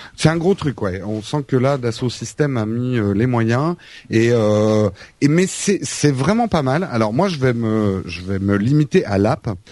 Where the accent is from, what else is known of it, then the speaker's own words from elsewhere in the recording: Paris, Île-de-France, France; en tant que Parisien